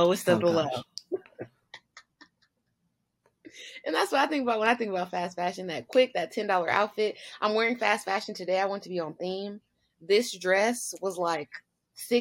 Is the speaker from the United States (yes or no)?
yes; United States